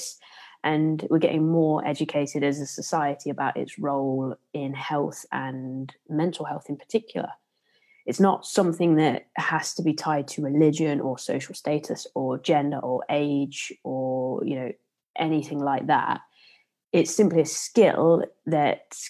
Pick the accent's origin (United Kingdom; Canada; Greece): United Kingdom; Leicester, East Midlands; accent: Leicester; my usual Leicester accent